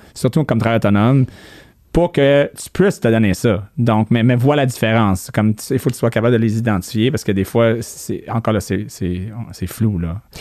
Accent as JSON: {"language": "French", "region": "New Brunswick", "country": "Canada", "also_born_or_lived": "Ontario", "first_language": "English", "second_language": "French", "moved": "yes", "said": "moi qui viens de Nouveau-Brunswick"}